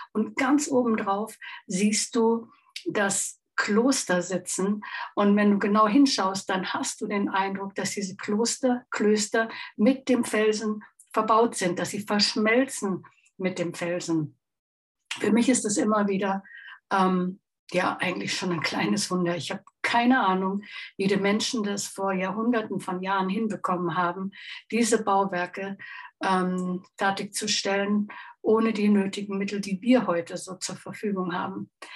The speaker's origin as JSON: {"language": "German", "area": "Chiemsee", "region": "Bavaria", "country": "Germany", "tie": "born or raised there", "said": "aus meiner Heimat ist und auch von meinem lieben Mann fotografiert. vor dem wunderschönen Chiemsee"}